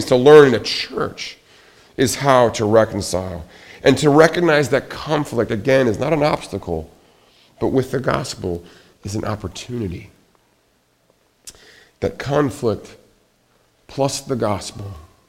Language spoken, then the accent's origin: English; Billings, Montana, United States; Growing up, I can remember my grandmother, when we moved her from Seattle to our hometown in Billings, Montana